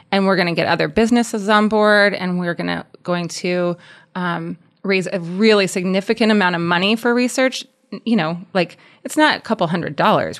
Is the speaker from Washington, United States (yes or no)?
no; Columbus, Nebraska, United States; we're from Columbus, so Columbus, Nebraska.